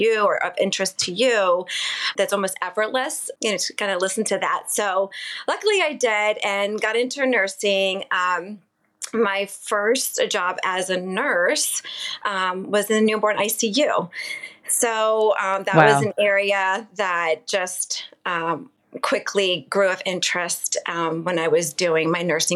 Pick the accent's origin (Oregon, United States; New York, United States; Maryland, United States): Maryland, United States; Southern; also born or lived in Baltimore; I grew up in Maryland, in Southern Maryland